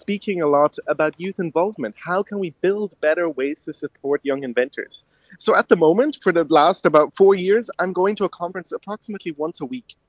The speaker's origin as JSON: {"language": "English", "town": "Cork", "region": "Munster", "country": "Ireland", "tie": "born or raised there", "also_born_or_lived": "Ballydehob", "moved": "yes", "said": "I'm originally I was born in Cork"}